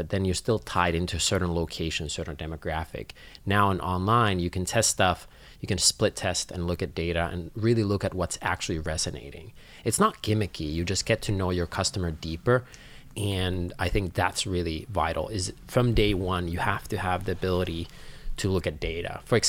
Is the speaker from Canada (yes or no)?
no; Finland; English is a second language; Like I come from Finland where education is free.